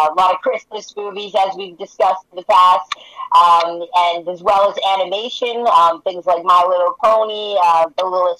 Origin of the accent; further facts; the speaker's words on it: Penticton, British Columbia, Canada; my hometown of Penticton.